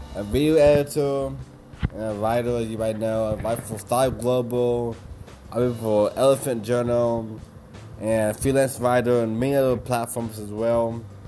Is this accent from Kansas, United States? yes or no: yes; Kansas, United States; moved away as an adult; now in Austin, United States; I'm from Kansas. I've been to Austin, Texas now for about five years